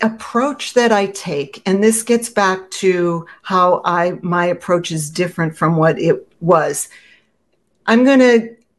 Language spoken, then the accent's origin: English; Boston, Massachusetts, United States; accent: Boston; because I'm from Boston and I pack my car, so I had a very strong Boston accent